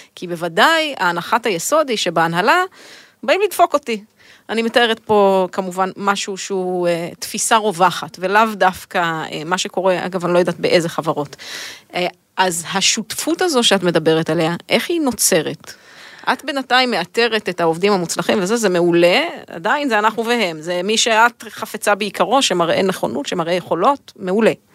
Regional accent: Israel; אני תמיד ישראלית

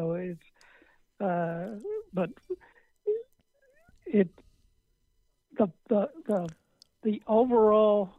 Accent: Texas, United States; a guy growing up in Houghton City, Texas

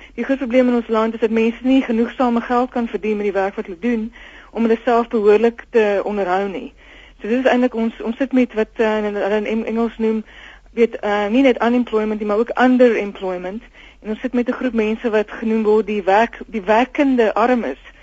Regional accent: South Africa; Ons is tog almal Suid-Afrikaners

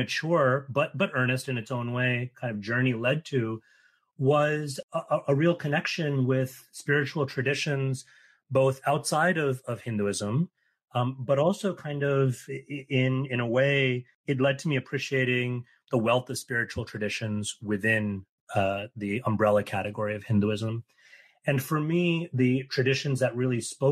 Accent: New York City, New York, United States; I grew up in New York City

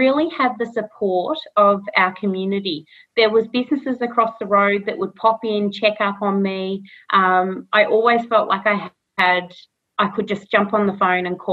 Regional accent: Castlemaine, Victoria, Australia; I think I'm seventh generation here in Castlemaine

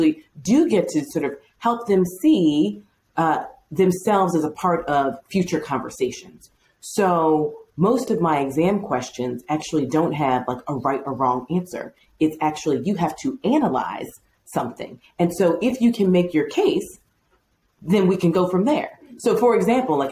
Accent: Chicago, Illinois, United States; where are you from? It's like, Chicago

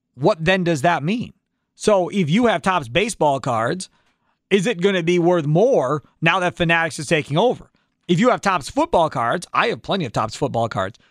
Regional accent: Kenosha, Wisconsin, United States; Having been born and raised in Kenosha and never leaving Wisconsin as far as living here

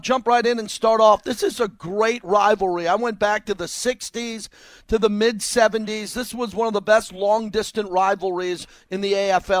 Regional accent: Massapequa, New York, United States; I grew up in Long Island in Massapequa, and I remember those same years growing up for the late game.

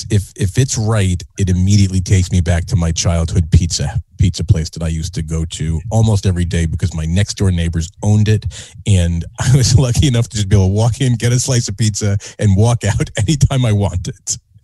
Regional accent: Northern New Jersey, United States; now in Southern Connecticut, United States; I grew up in Northern New Jersey, which, you know, I think to this day has some of the best pizza ever, right? And I live in Southern Connecticut

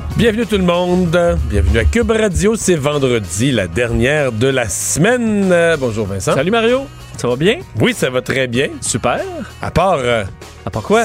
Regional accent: Eastern Quebec, Canada; je suis pas de Québec, mais je suis de l'Est du Québec

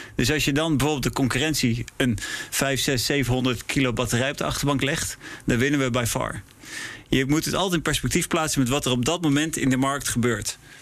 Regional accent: Netherlands; also born or lived in Prague / Milan; ik ben Nederlander

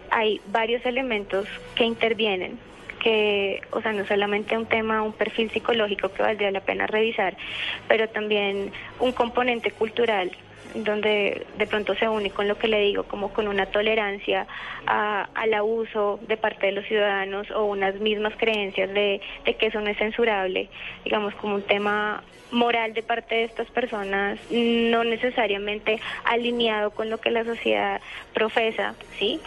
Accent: Colombia

